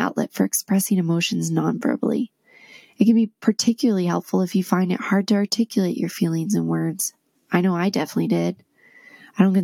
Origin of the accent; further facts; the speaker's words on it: D.C., District of Columbia, United States; now in Utah, United States; I grew up near Washington, D.C.